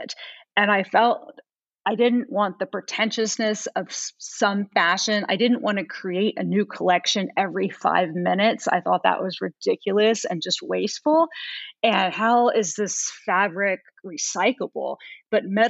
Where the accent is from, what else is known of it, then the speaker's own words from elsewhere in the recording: United States; also born or lived in Italy; I was the only American at the school